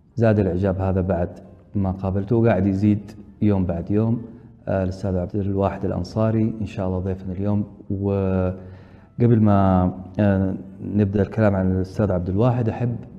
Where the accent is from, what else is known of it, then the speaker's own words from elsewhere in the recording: Saudi Arabia; عندنا في السعودية